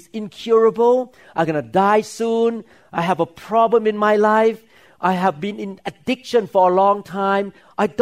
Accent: Thailand; English is a second language; moved away as an adult; now in United States; My English was so broken at that time because I grew up in Thailand

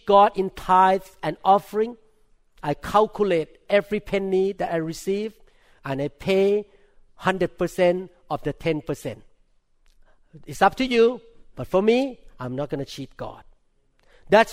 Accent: Thailand; accent: thick accent; English is a second language; moved away as an adult; now in United States; I'm a neurosurgeon from Thailand

